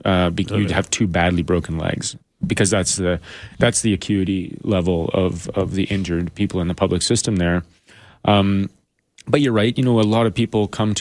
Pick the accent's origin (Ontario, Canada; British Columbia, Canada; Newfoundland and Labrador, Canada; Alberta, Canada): Alberta, Canada; Edmonton; You know, I grew up in around Edmonton, you know, in northern Alberta. My family lived in the country.